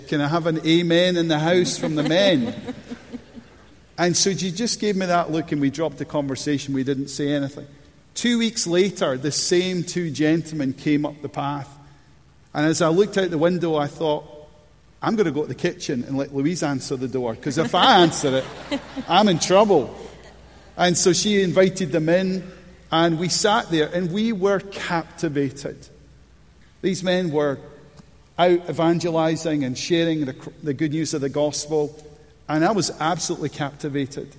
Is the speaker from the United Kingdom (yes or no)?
yes; Scotland, United Kingdom; I was brought up in Bonnie, Scotland, one of three boys